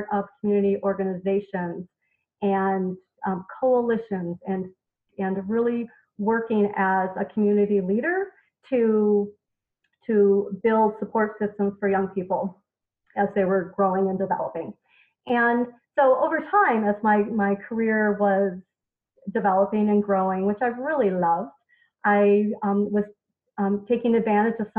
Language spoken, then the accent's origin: English; a small town in Wisconsin, United States; moved away; And so I did that in my hometown, in a small town in Wisconsin, for 13 years